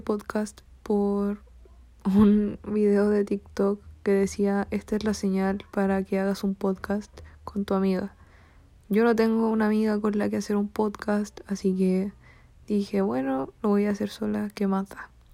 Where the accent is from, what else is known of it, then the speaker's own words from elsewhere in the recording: Chile; soy de Chile